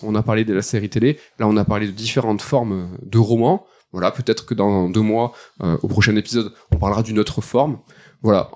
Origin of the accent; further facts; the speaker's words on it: France; first language French; en tant que français